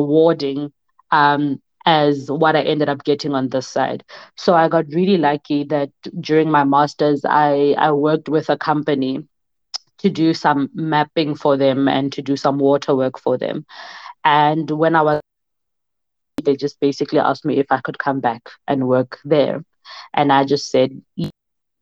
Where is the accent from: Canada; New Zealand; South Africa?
South Africa; moved away as an adult; also born or lived in Denmark